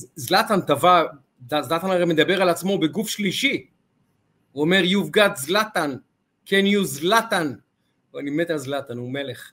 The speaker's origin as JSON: {"language": "Hebrew", "town": "Ramat Gan", "region": "Tel Aviv District", "country": "Israel", "said": "איך אומרים אצלנו ברמת גן"}